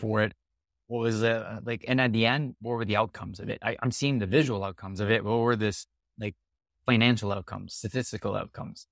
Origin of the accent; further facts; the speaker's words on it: Canada; I'm really Canadian in my way of doing a lot of things